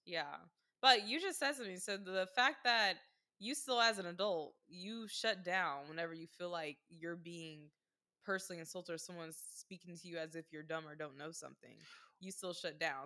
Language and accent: English; the South, United States; growing up in the South